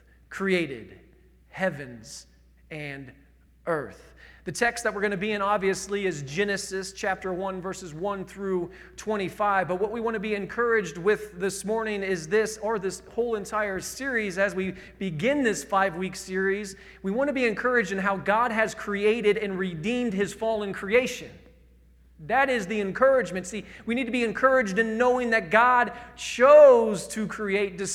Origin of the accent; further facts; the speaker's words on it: Indiana, United States; I'm from Indiana.